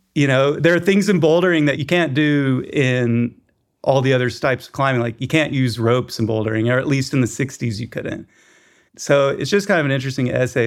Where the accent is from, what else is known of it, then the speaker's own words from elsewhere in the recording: Chattanooga, Tennessee, United States; now in Bishop, United States; grew up in Chattanooga, Tennessee